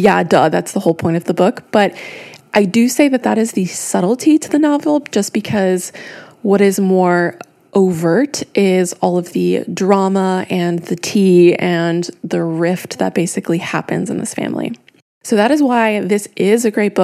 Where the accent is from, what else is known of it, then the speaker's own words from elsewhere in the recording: United States; now in Europe; as an American reader, like I do live in Europe, but as an American reader